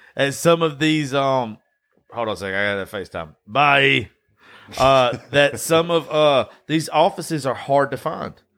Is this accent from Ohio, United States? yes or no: no; Dodge County, Georgia, United States; I'm from Dodge County